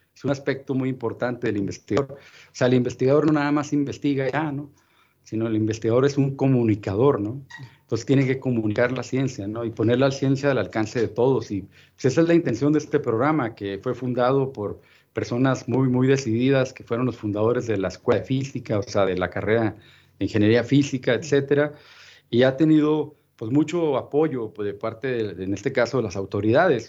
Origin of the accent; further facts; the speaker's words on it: Ciudad Juárez, Chihuahua, Mexico; also born or lived in Florida / El Paso; yo soy nativo de Ciudad Juárez